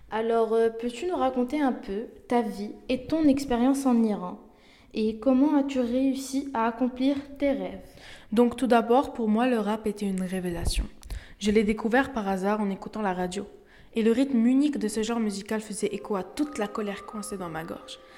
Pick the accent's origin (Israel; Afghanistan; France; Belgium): Afghanistan; born there; Alors, je suis née en Afghanistan en 1996 sous le régime des talibans.